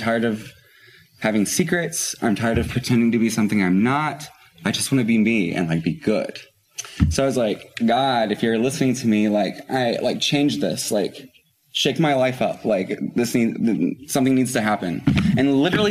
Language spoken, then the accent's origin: English; Floyds Knobs, Indiana, United States; also born or lived in Louisville, Kentucky; now in New York City, United States; then we moved right across the river to Floyd's Knobs, Indiana